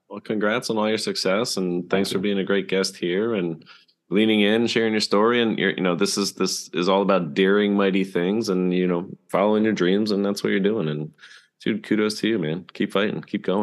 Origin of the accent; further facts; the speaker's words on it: Bethlehem, Pennsylvania, United States; since it is my hometown